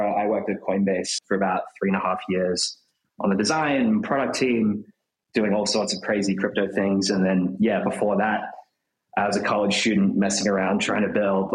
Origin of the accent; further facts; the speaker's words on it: Australia; moved away as an adult; now in New York, United States; I'm from Australia originally